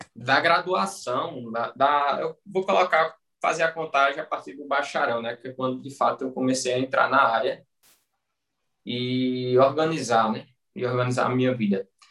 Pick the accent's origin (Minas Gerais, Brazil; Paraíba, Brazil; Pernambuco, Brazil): Pernambuco, Brazil; Bom Conselho; eu sou de bom conselho, Pernambuco, interior. Na realidade, eu sou de Lagoa de São José, que é um distrito, pertence a Bom Conselho